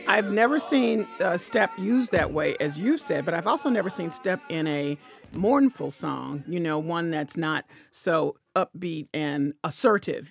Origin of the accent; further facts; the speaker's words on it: Memphis, Tennessee, United States; I'm from Memphis, Tennessee, so I heard that song a billion times in church